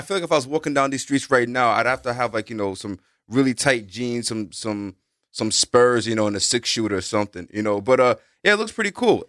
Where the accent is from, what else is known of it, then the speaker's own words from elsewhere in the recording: New York City, New York, United States; growing up in the Bronx